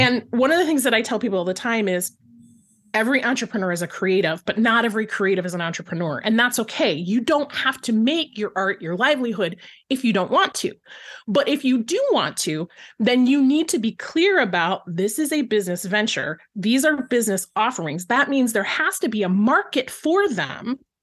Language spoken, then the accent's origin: English; Flint, Michigan, United States; I grew up in Flint, Michigan